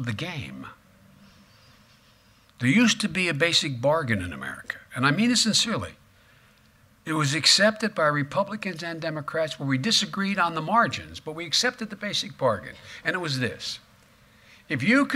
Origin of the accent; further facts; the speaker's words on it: Claymont, Delaware, United States; guys like me, growing up in Claymont